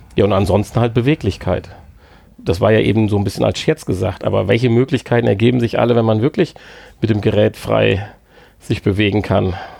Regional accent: Germany; als Deutscher

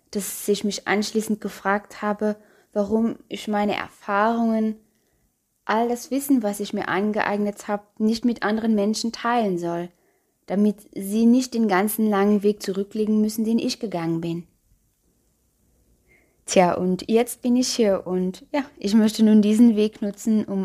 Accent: Luxembourg; ich bin … und ja, ich komme aus Luxemburg, falls du dich vielleicht schon über meinen Akzent gewundert hast.

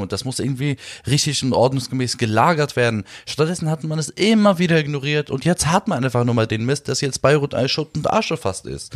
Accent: Berlin, Germany; Ich bin zwar hier in Berlin geboren, in, in Neukölln auch aufgewachsen, 15 Jahre lang

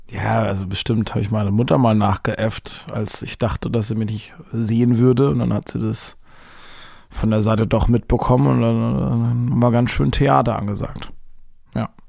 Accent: Baden-Württemberg, Germany; accent: Baden; vor zehn Jahren habe ich noch mit einem ganz krassen badischen Akzent geplappert. Ich komme ja aus dem Badenerländer, das ist hier so 750 Kilometer von Berlin weg.

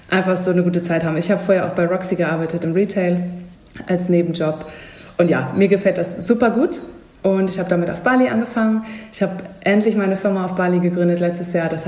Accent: Hamburg, Germany; In meiner Heimat Hamburg

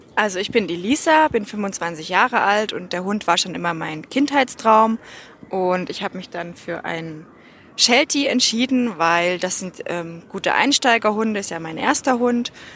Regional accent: Germany; now in Austria; Ich komme ursprünglich aus Deutschland.

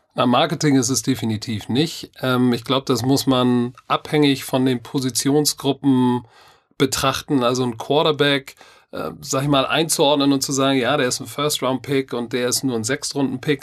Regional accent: Germany; ich bin Deutscher

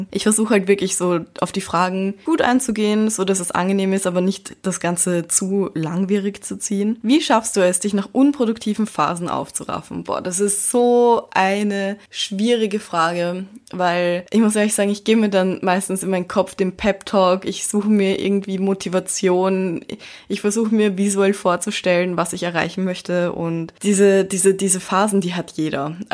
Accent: Vienna, Austria; born there; Ich bin mixed und ich wurde in Wien geboren und mir wurde Chinesisch nicht beigebracht, seitdem ich ein kleines Baby war.

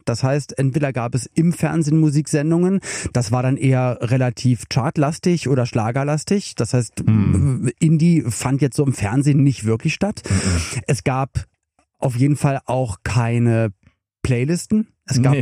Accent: Berlin, Germany; ich komme aus Westberlin

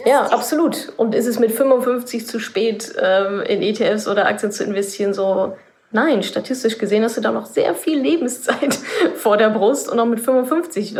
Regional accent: Ruhr area, North Rhine-Westphalia, Germany; ich komme ja aus dem Ruhrgebiet

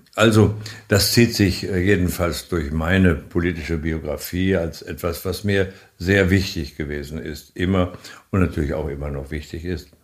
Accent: Germany; wir haben uns als Deutsche immer dafür eingesetzt

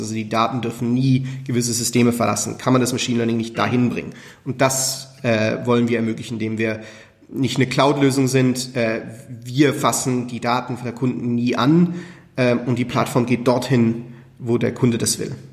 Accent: Switzerland; Schweizer und Schweizer Firma

